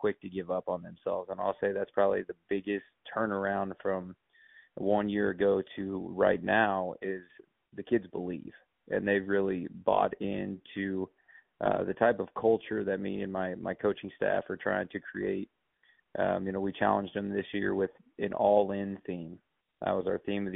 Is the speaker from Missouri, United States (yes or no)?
yes; Kansas City, Missouri, United States; moved away as an adult; also born or lived in Springfield, Missouri; now in North Platte, United States; I'm originally from the Kansas City area. I played at Staley High School under Fred Bouchard